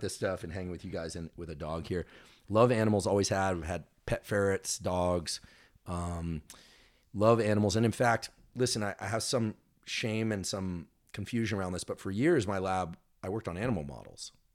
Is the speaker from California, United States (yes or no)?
yes; Bay Area, California, United States; also born or lived in Los Angeles; growing up in the Bay Area